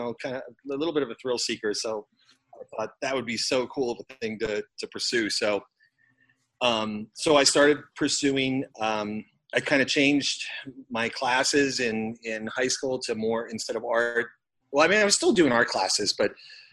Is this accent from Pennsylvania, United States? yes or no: yes; Lancaster, Pennsylvania, United States; I grew up in kind of southeast Pennsylvania, probably about an hour west of Philadelphia